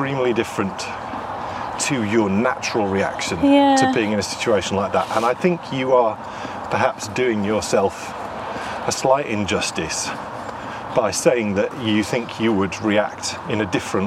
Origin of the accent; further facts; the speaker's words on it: York, Yorkshire and the Humber, United Kingdom; moved away; I would never move back to York. And that was my hometown